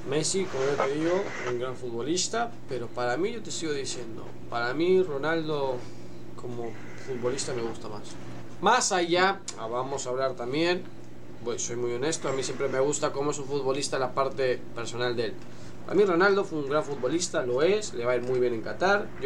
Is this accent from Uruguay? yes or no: yes; Uruguay; Yo soy uruguayo